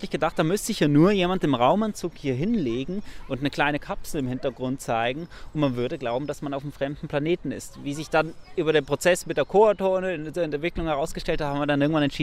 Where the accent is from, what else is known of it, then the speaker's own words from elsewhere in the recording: Switzerland; ich bin in der Schweiz aufgewachsen, ich kenne das Wattenmeer nicht, kannte das Wattenmeer nicht.